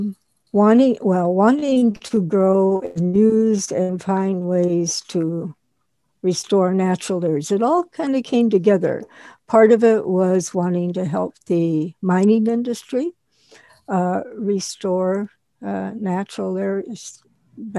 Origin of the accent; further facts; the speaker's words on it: Wisconsin, United States; now in Florida, United States; We had a large, huge garden when I was growing up in Wisconsin